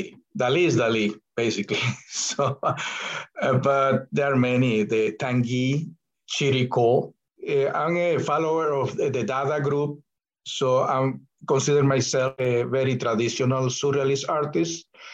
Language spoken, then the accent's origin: English; Venezuela; moved away; I was raised Catholic in Venezuela